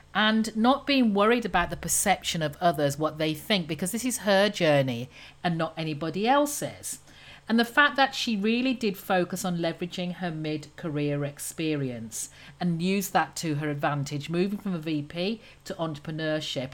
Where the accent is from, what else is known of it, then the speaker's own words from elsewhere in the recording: United Kingdom; obviously being British